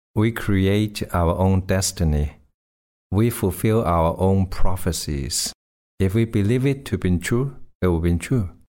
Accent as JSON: {"language": "English", "country": "Hong Kong", "tie": "born or raised there", "said": "I grew up in Hong Kong"}